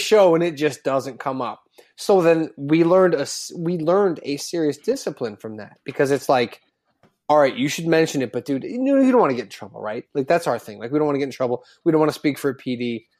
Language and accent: English; Chicago suburbs, Illinois, United States; growing up in the Chicago suburbs